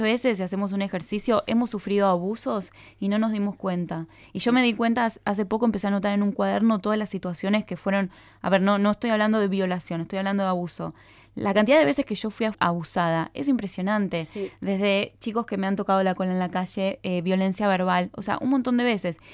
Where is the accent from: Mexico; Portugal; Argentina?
Argentina; Buenos Aires; accent: rioplatense; El, el, acento que yo tengo se llama rioplatense, que lo comparte Buenos Aires con Uruguay